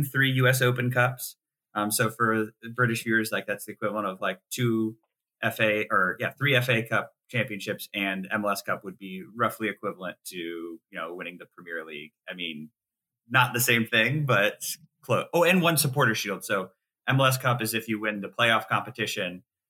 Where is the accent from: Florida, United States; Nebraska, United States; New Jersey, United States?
Nebraska, United States; moved away; my first year I lived in Nebraska.